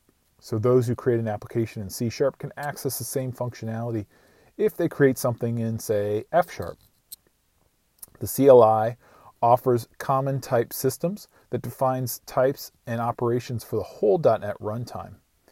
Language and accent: English; Iowa, United States; I grew up on a farm in rural Iowa.